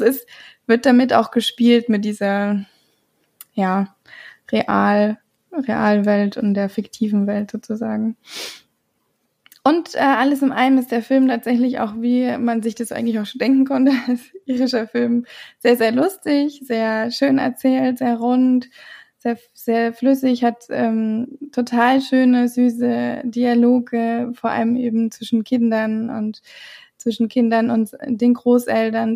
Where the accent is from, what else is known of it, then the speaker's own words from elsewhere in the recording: Ireland; moved away; ich bin ja in Irland aufgewachsen und ich, wir waren ja relativ nah an der nordischen Grenze.